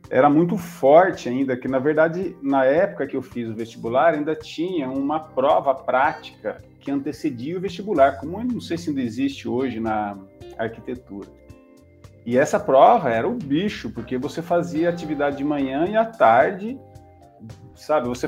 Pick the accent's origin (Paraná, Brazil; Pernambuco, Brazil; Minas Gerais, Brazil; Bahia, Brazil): Paraná, Brazil; Centenário do Sul; porque eu sou natural do norte do Paraná, uma cidadezinha perto de Londrina, Centenário do Sul